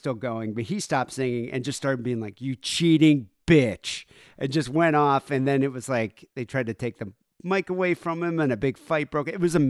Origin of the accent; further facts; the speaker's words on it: South Africa; Like, we grew up in South Africa, so we never really celebrated it that much.